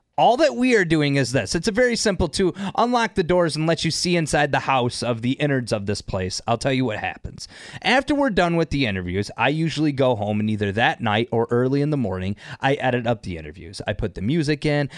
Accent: Northern Michigan, United States; also born or lived in Detroit, Michigan; I grew up in Detroit till I was ten, and then I spent most of my life in Northern Michigan

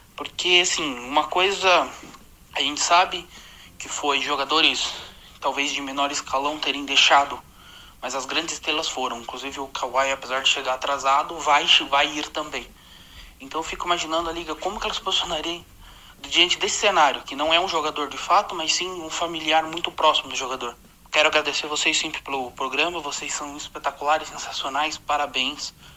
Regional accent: Bragança Paulista, São Paulo, Brazil; eu sou de Bragança Paulista

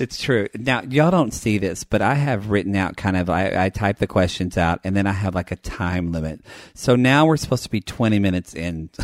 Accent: the South, United States; I grew up in the South, in small town where pretty much everybody was white

